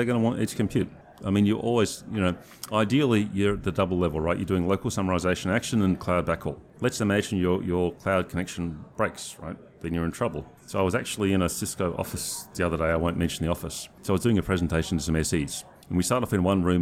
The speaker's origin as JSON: {"language": "English", "country": "Australia", "said": "I come from Australia"}